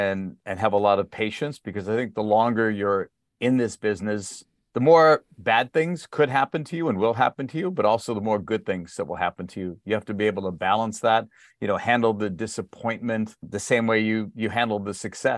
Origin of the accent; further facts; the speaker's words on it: Boston, Massachusetts, United States; Growing up in Boston back in the day, you wouldn't believe it today where the New England Patriots are, but they were the Boston Patriots then.